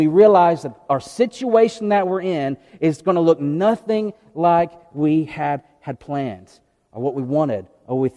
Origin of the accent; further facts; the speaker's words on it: outside of Memphis, Tennessee, United States; now in East Tennessee, United States; I grew up outside of Memphis, and so I like real barbecue, not vinegar soup